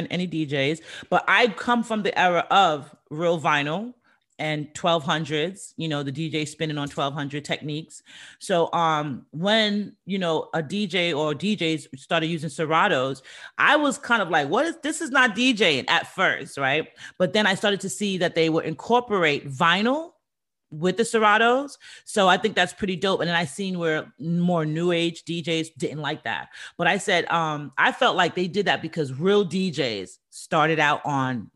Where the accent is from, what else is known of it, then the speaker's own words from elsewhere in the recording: New York City, New York, United States; I'm from the Bronx